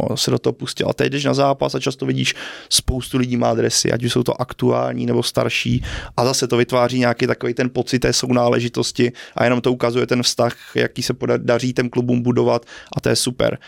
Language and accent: Czech; Brno, South Moravian Region, Czechia; moved away as an adult; now in Prague, Czech Republic; rodák z Brna